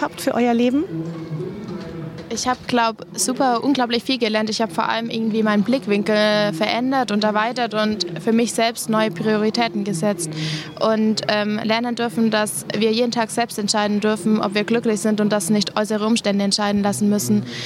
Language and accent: German; Germany; bei uns in Deutschland